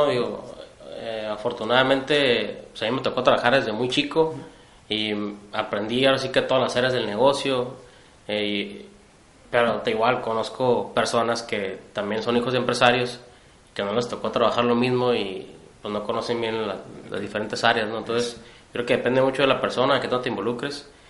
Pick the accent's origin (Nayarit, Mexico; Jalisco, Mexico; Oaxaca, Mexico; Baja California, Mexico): Baja California, Mexico; Tijuana; Bueno, pues antes que nada soy un tijuanense, soy ingeniero industrial, tengo 32 años, eh, paso un tijuanense también.